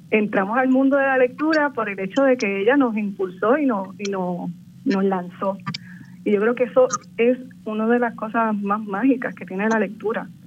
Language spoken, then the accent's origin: Spanish; Barranquitas, Puerto Rico; soy natural de Barranquitas